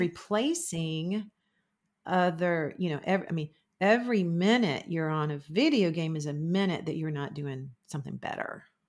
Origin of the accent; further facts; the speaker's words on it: Florida, United States; I'm from Florida